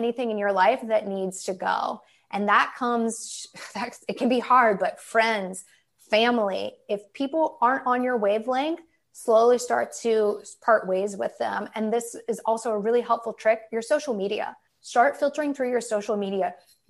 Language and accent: English; Dayton, Ohio, United States; moved away as an adult; also born or lived in Portland, Oregon / Long Beach, California; now in San Diego, United States; I'm from Dayton. I graduated high school in 2004 when I was 18, and I immediately moved to the West Coast.